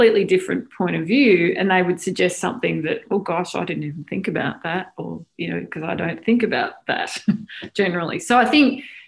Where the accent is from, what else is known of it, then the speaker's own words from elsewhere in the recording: Australia; moved away as an adult; also born or lived in Melbourne, Australia; now in United States; I grew up in Australia, went to Melbourne University